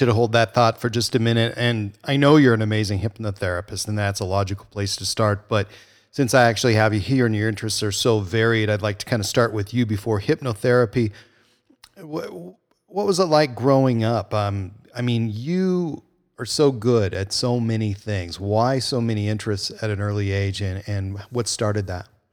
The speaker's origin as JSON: {"language": "English", "country": "United States", "tie": "born or raised there", "said": "I grew up on the Canadian border, and so I had kind of the best of both worlds"}